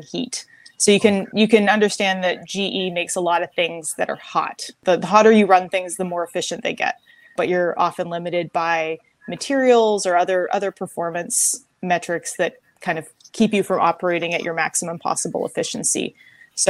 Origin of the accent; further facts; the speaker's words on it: Victoria, British Columbia, Canada; moved away as an adult; I was born and raised in Victoria, BC, Canada.